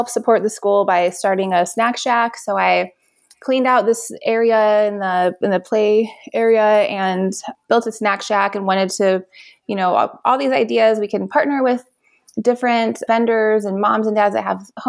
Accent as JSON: {"language": "English", "town": "Las Vegas", "region": "Nevada", "country": "United States", "tie": "born or raised there", "said": "I was born and raised here in Las Vegas, and I went to eight different CCSD schools"}